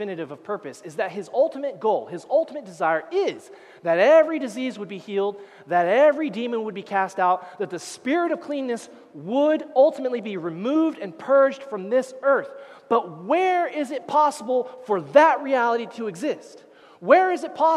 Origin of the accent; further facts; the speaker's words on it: United States; moved away as an adult; now in Canada; I'm an American, that's all right. I'm a permanent resident now